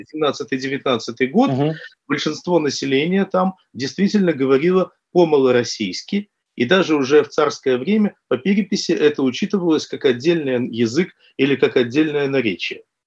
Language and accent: Russian; Taganrog, Rostov Oblast, Russia; я вот родом из Ростовской области, Ростов, Таганрог, и я помню, как это было в детстве